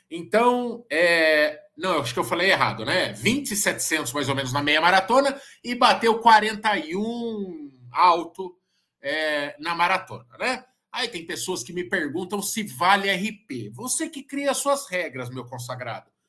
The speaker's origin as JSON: {"language": "Portuguese", "town": "Sorocaba", "region": "São Paulo", "country": "Brazil", "said": "Muita gente me mandando mensagem hoje, porque a gente é de Sorocaba e não sei o quê."}